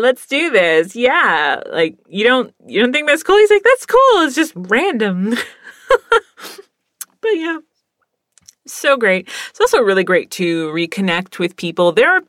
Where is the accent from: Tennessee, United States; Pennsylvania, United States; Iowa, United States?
Pennsylvania, United States; also born or lived in Virginia / California / Texas; I'm from Pennsylvania. From Pennsylvania, we moved to Virginia. From Virginia, we moved to California. And from California, we moved to Texas.